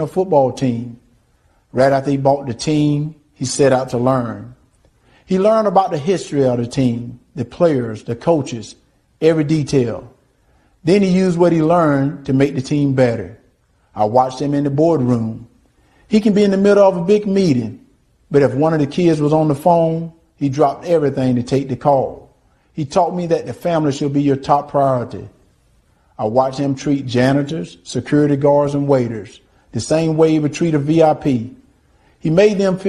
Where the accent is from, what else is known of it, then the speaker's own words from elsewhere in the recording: Deep South, United States; Growing up in the Deep South